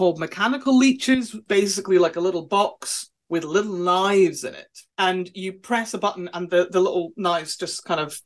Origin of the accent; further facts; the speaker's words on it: Scotland, United Kingdom; I am Scottish